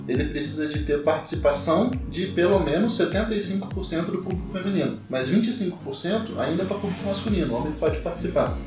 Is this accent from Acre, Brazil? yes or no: no; Carangola, Minas Gerais, Brazil; now in São Paulo, Brazil; Sou mineiro, venho de uma cidade que chama Carangola